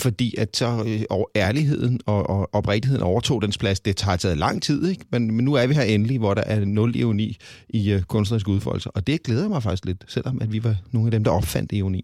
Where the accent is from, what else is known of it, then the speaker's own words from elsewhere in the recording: Copenhagen, Capital Region of Denmark, Denmark; jeg kommer fra København